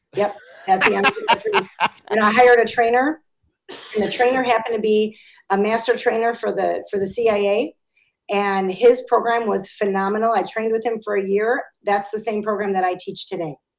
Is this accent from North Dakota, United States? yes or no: no; Chicago, Illinois, United States; I'm an Italian from Chicago